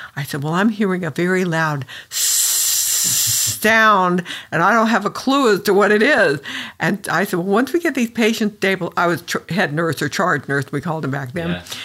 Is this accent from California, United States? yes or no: yes; San Diego, California, United States; moved away as an adult; I moved back to San Diego, which is my hometown